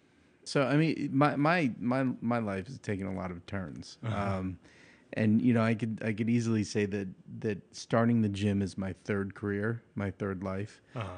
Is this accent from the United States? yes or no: yes; New York, United States; I grew up in, at that point where I was fighting, it was in Long Island, New York. So it was a very, very kind of singular neighborhood.